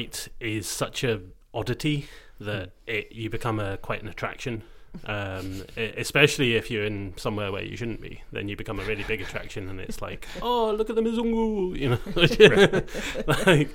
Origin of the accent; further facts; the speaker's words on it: Scotland, United Kingdom; being Scottish